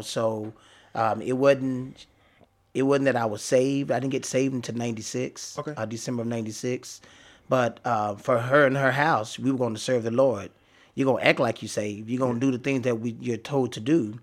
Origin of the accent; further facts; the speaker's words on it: Dallas, Texas, United States; I grew up in Oak Cliff